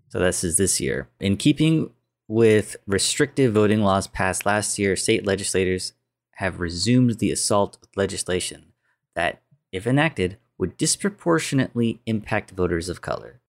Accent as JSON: {"language": "English", "country": "United States", "tie": "born or raised there", "said": "I'm American, 'cause I was born here."}